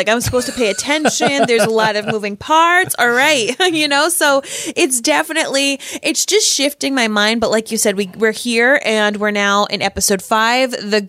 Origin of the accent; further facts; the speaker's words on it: Boston, Massachusetts, United States; Peacock. I'm from Boston.